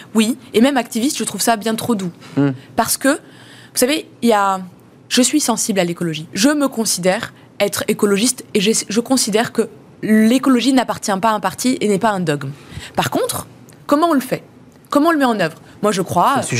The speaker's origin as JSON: {"language": "French", "country": "France", "tie": "born or raised there", "said": "Je suis française parce que je suis née ici"}